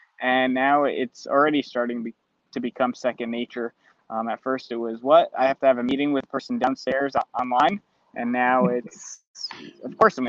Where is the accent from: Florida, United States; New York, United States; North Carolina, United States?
New York, United States; Orange County; in my hometown, so it's close to home